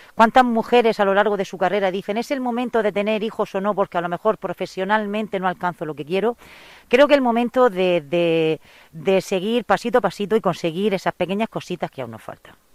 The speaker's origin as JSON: {"language": "Spanish", "town": "Abarán", "region": "Region of Murcia", "country": "Spain", "said": "soy de Barán"}